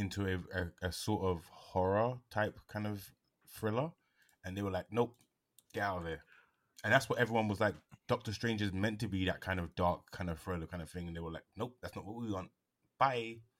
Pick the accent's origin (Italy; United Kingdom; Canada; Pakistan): United Kingdom; I'm British